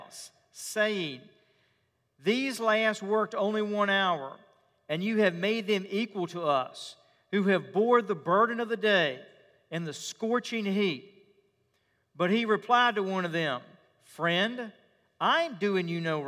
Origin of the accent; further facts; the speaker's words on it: Richmond, Virginia, United States; When I was growing up as a boy in my hometown of Richmond